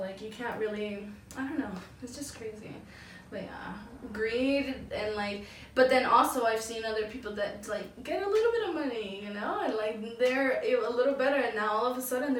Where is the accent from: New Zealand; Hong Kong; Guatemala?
Guatemala; now in United States; Like coming from like a different country as definitely. Well. Like we're from Guatemala, from mm-hmm. Guatemala.